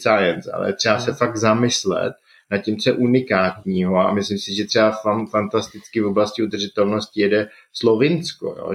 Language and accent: Czech; Jeseník area, Olomouc Region, Czechia; moved away; já jsem původem z Jesenicka